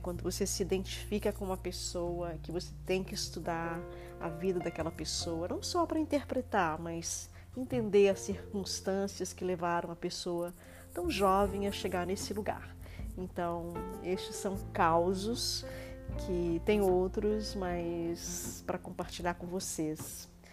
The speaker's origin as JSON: {"language": "Portuguese", "region": "Minas Gerais", "country": "Brazil", "said": "como boa mineira que sou"}